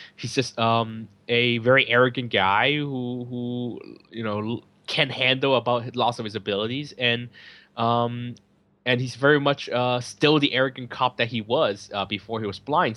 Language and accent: English; San Francisco, California, United States; now in Hong Kong; I'm from San Francisco